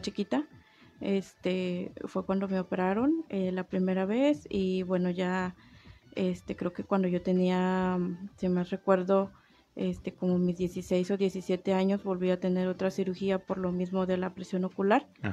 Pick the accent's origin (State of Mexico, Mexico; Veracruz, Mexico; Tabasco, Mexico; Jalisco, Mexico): Tabasco, Mexico; now in Comarca Lagunera, Mexico; yo no soy de aquí, yo soy del estado de Tabasco.